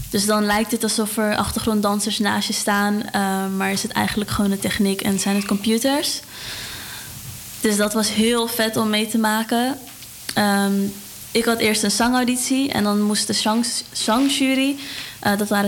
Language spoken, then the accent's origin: Dutch; Amsterdam, North Holland, Netherlands; born there; Ja, ik ben geboren in Amsterdam.